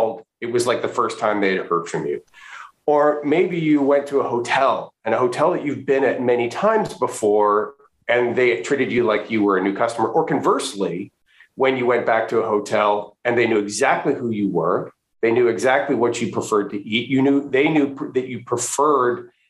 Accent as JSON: {"language": "English", "region": "Western Canada", "country": "Canada", "tie": "born or raised there", "also_born_or_lived": "Florida, United States / Washington DC area, United States", "moved": "as an adult", "lives_now": "United States", "said": "I'm originally from Western Canada, born and raised in Western Canada, went to school there, but I did come to graduate school here in the US"}